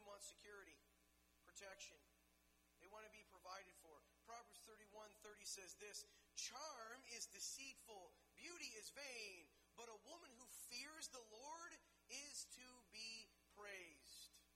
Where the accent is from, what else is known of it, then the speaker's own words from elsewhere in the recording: Detroit, Michigan, United States; growing up in Detroit